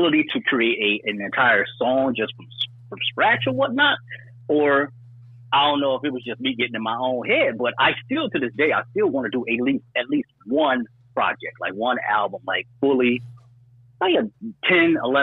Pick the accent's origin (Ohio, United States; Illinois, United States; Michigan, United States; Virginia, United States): Michigan, United States; Detroit; I was born and raised on the east side of Detroit, Coney Garden